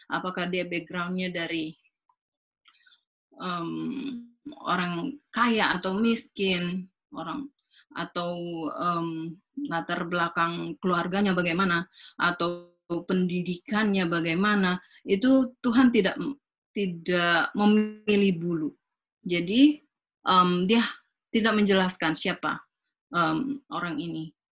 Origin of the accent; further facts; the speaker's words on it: Manado, North Sulawesi, Indonesia; ya saya orang Manado ya